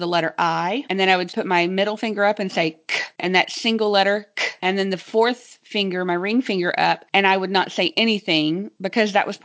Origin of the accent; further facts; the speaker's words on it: Texas, United States; Being a Texan, I knew that my phonograms were a little bit drawn out and some had some big diphthongs in them.